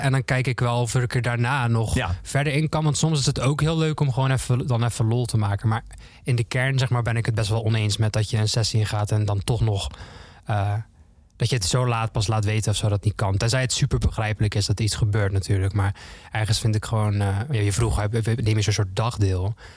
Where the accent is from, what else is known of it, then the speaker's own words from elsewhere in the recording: Zeelandic Flanders, Netherlands; ik, woon, eh, ik kom uit Zuid-Vlaanderen, dus dat was dicht bij de grens